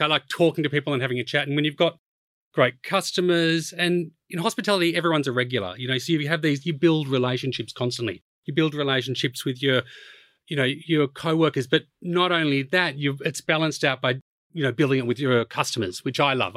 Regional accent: Melbourne, Victoria, Australia; moved away as an adult; also born or lived in Japan; now in London, United Kingdom; I was brought up in Melbourne

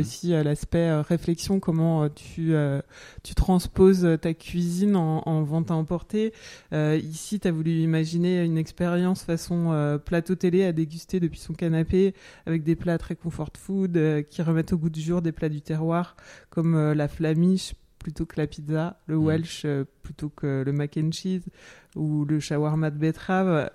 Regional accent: Jura, Bourgogne-Franche-Comté, France; je suis du Jura

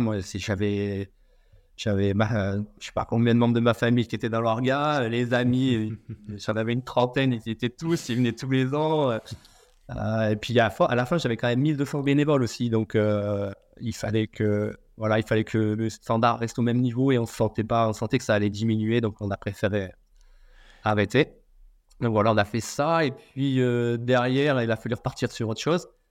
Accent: Auvergne-Rhône-Alpes, France; moved away as an adult; now in Réunion, France; je suis auvergnat à la base

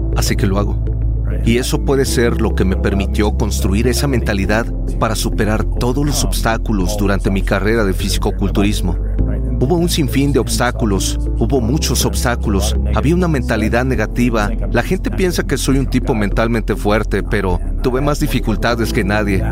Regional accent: Toronto, Ontario, Canada; me estaba congelando en Canadá, crecí en Toronto

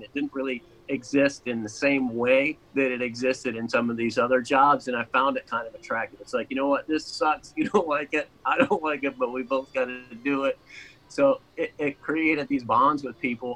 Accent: Orlando, Florida, United States; also born or lived in Niagara Falls; My family moved down here in the mid-80s. And I hung out kind of like, I was here through school

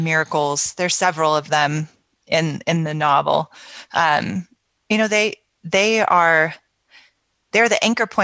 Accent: California, United States; I grew up in California

